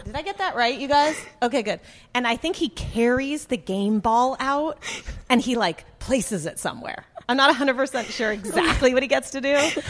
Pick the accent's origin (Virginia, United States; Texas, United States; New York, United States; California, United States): California, United States; near San Francisco Bay Area; I'm from 10, 15 minutes from here.